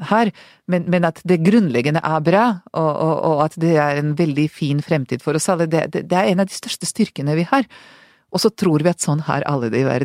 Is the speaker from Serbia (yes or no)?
yes; Serbia; now in Norway; Jeg klarer ikke å si at jeg er fra Serbia, jeg sier fortsatt Hvis jeg ikke tenker meg om, så sier jeg alltid Jugoslavia, ikke sant?